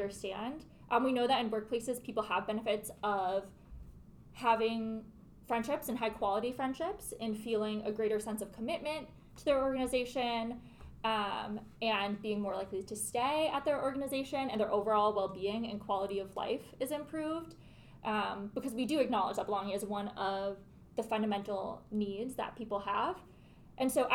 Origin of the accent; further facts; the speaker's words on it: Minnesota, United States; moved away as an adult; now in Wisconsin, United States; I'm from the Midwest, just outside of the Twin Cities in Minnesota